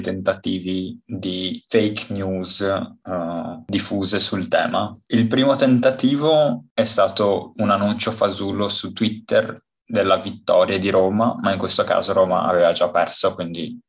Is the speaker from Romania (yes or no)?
yes; Romania; now in Italy; sono rumeno